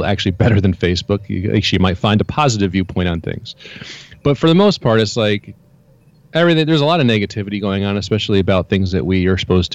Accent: New York, United States; now in Florida, United States; I grew up in New York

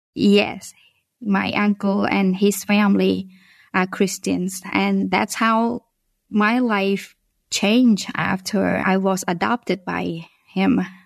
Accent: Phnom Penh, Cambodia; English is a second language; moved away; I was born originally from Cambodia and I live in the capital city of the country

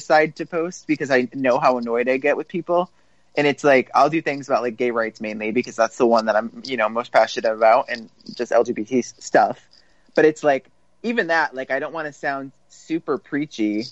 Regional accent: Connecticut, United States; I was born in Connecticut

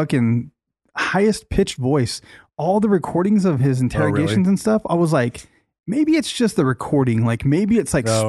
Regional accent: Boston, Massachusetts, United States; Yeah. I'm a Bostonian.

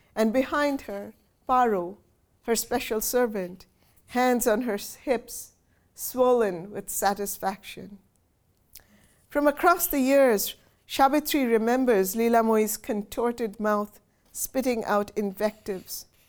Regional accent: Kolkata, West Bengal, India; moved away as an adult; now in Houston, United States; growing up in Kolkata in a very traditional Bengali family

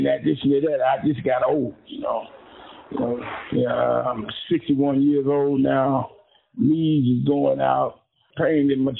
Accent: Indianapolis, Indiana, United States; I was born in Indianapolis, Indiana, 1959, 11/17.

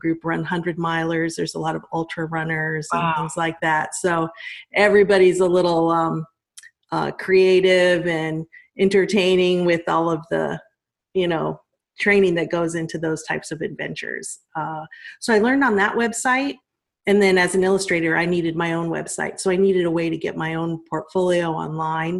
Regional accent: Colorado, United States; moved away; I'm from Colorado

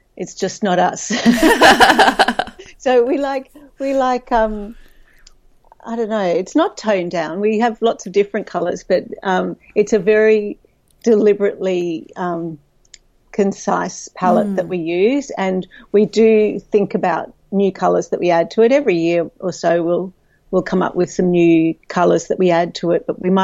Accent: Brisbane, Queensland, Australia; moved away as an adult; now in Melbourne, Australia; I'm originally from Brisbane

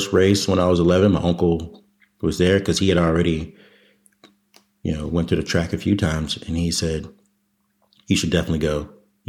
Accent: Waldorf, Maryland, United States; moved away as an adult; I grew up in Waldorf, Maryland

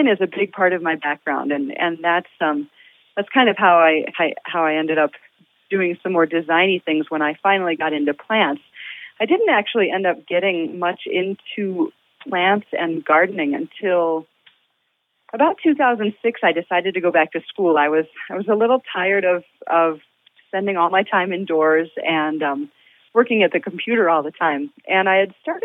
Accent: Toledo, Ohio, United States; I grew up in Toledo, Ohio.

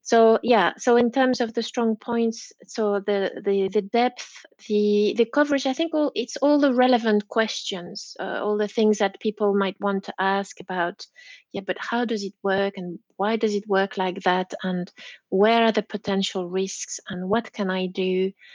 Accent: Belgium; English is a second language; moved away as an adult; now in Leeds, United Kingdom; I'm Belgian, so yeah, uh, I'm a late bilingual

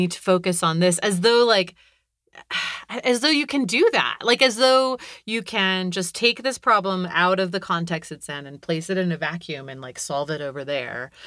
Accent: California, United States; I grew up in California

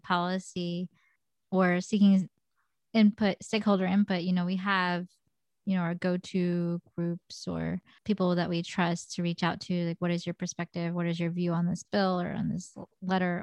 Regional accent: United States; I'm Korean American, and I am albino

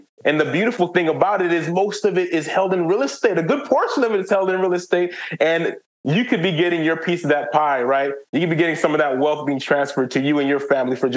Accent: Haiti; I'm from Haiti

